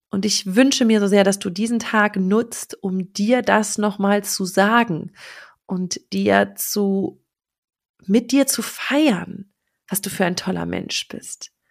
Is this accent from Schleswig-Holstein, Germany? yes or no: no; Berlin, Germany; ich komme aus Berlin.